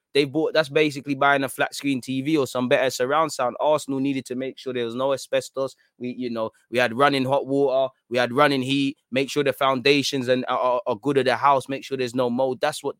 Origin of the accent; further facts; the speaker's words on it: Australia; My parents didn't even speak English at 10. Got absolutely slaughtered growing up in Australia.